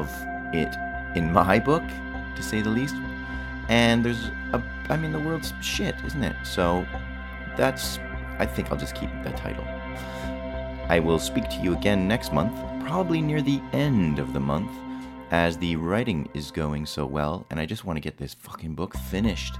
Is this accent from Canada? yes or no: yes; Western Canada, Canada; I'm from Western Canada. That's what my people